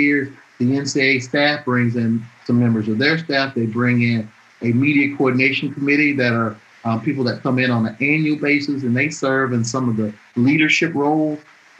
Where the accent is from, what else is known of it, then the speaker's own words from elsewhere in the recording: Atmore, Alabama, United States; moved away; I'm born and raised in Alabama, I grew up there.